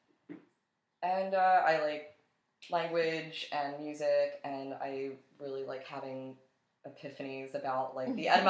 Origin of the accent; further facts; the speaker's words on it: Atlantic City, New Jersey, United States; moved away as an adult; now in Buffalo, United States; I'm originally from Atlantic City, New Jersey, and I moved to Buffalo, New York 5 years ago